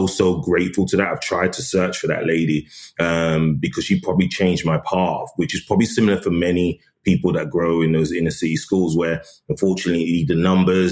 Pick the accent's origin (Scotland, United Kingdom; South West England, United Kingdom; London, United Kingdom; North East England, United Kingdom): London, United Kingdom; also born or lived in Tottenham; And then we moved to Edmonton, I think when I was about 8 or 9